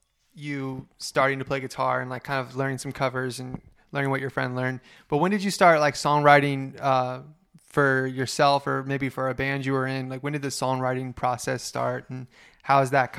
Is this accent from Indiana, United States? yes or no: yes; Indiana, United States; We're from Indiana, and like nothing's going on.